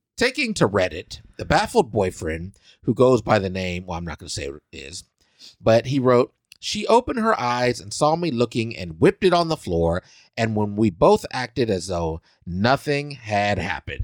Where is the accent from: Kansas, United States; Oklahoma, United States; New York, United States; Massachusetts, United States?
Kansas, United States; Salina; moved away; my hometown, Salina, Kansas.